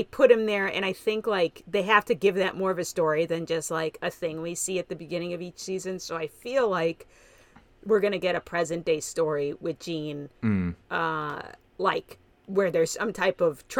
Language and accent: English; Kansas/Nebraska border, United States; I'm from the Kansas-Nebraska border.